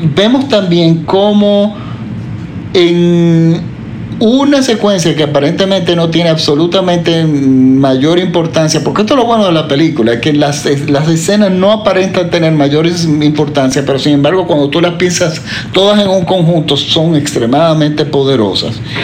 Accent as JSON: {"language": "Spanish", "country": "Dominican Republic", "said": "en mi país, por ejemplo, que en la República Dominicana"}